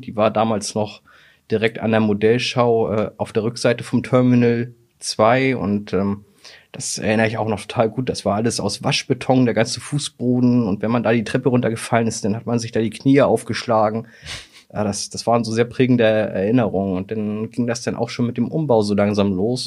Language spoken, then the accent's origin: German; Hamburg, Germany; Ich bin 1988 mit meiner Mutter von Altona nach Fußbüttel gezogen